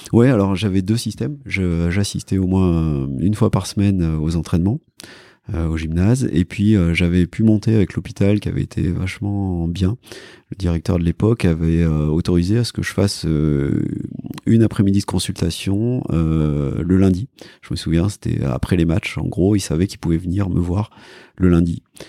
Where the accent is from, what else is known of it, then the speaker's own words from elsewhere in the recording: Cantal, Auvergne-Rhône-Alpes, France; moi j'ai grandi, je disais dans le Cantal